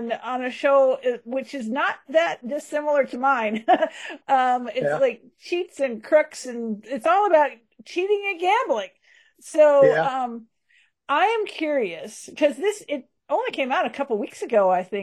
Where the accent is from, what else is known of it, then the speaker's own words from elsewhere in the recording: Dallas, Texas, United States; I went to Lake Highlands High School.